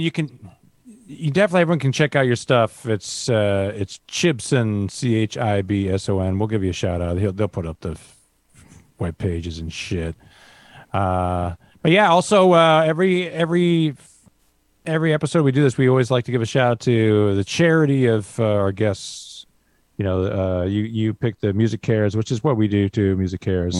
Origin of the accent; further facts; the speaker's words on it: Vancouver, British Columbia, Canada; we grew up in Vancouver